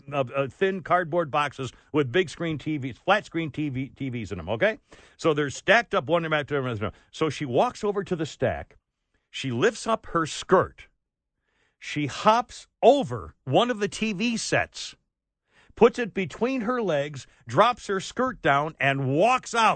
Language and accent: English; United States; I'm a damn American in America